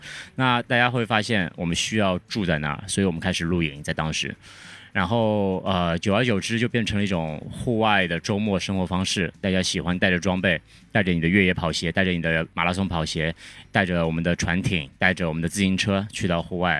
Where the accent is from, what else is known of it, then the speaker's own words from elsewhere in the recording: Shanghai, China; 对，我是上海人。